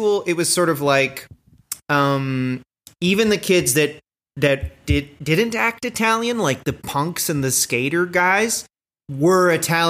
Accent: Canada; accent: Canadian

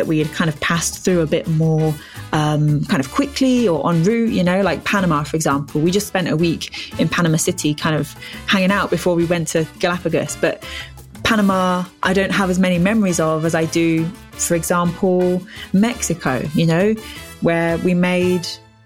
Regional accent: England, United Kingdom; half of my kind of heritage is Scottish, but I'm born and raised in England.

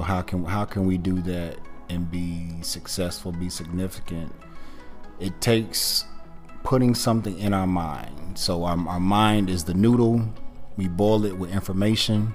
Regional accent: Gastonia, North Carolina, United States; originally from Gastonia

